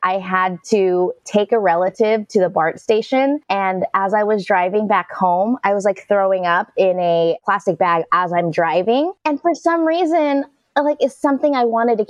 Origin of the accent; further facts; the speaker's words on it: Bay Area, California, United States; I grew up in the Bay Area, California, to two immigrant parents